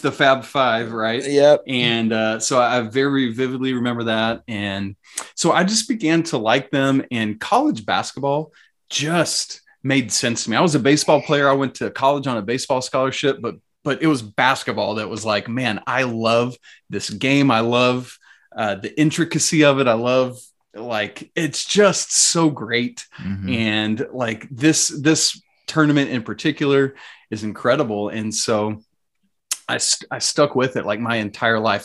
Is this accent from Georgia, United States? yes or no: yes; Atlanta, Georgia, United States; I grew up in the South, in on the South side of Atlanta